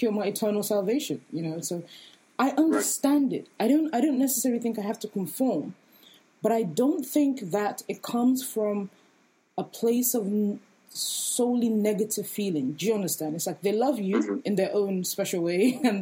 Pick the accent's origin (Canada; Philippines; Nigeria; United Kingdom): Nigeria; we're all Nigerian